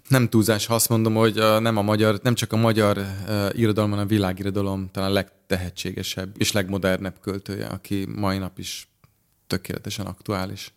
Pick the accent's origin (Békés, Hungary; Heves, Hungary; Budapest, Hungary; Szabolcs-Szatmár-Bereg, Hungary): Budapest, Hungary; az Andrási úton, a Kodály házban, a Kodály köröndön nőttem fel